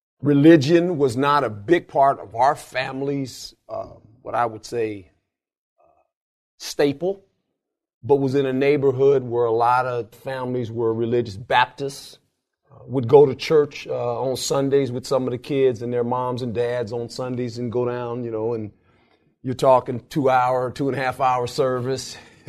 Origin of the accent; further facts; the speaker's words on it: Fort Monmouth, New Jersey, United States; born there; also born or lived in Germany; Around probably 58, we moved from Germany, where I was born in Fort Monmouth, New Jersey.